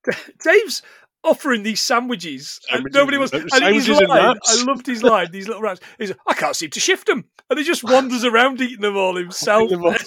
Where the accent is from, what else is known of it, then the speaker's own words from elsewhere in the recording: Sherwood Forest, East Midlands, United Kingdom; I was born in Sherwood Forest.